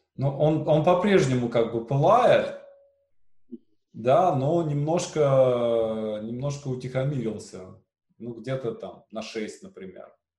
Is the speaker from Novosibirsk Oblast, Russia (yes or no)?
no; Syamzha, Vologda Oblast, Russia; у меня на родине, в Сямже